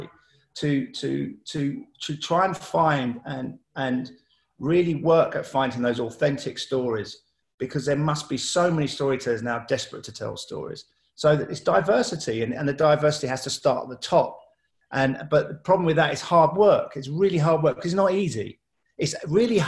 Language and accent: English; London, United Kingdom; I grew up in Southeast London, very diverse.